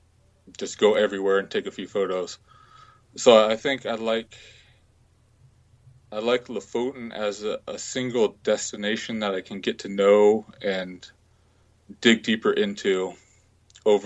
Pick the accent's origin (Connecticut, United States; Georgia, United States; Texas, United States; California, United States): California, United States; Santa Barbara; moved away as an adult; also born or lived in New Zealand; now in Germany; my hometown where I was from, Santa Barbara